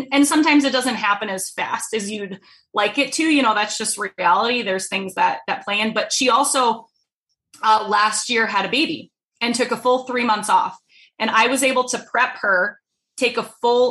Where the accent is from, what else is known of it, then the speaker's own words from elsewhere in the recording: Rhode Island, United States; now in Minnesota, United States; I'm from Rhode Island